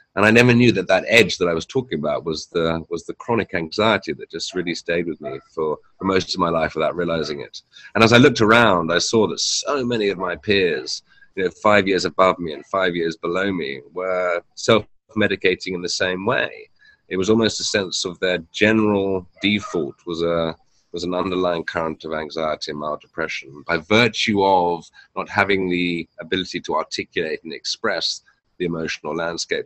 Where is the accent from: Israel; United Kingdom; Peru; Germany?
United Kingdom; Hampshire, South East England; moved away as an adult; also born or lived in New York / London; now in Canggu, Indonesia; I was born and raised in Hampshire in the south of England.